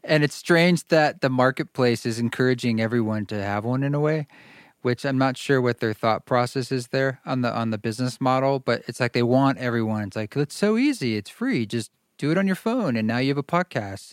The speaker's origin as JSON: {"language": "English", "town": "Salem", "region": "Oregon", "country": "United States", "tie": "born or raised there", "said": "my town was Salem, Oregon"}